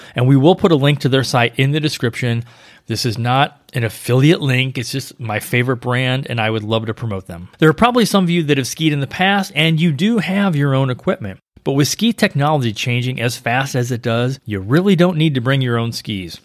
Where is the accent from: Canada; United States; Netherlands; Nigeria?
United States; St. Louis, Missouri; now in Florida, United States; I grew up in Saint Louis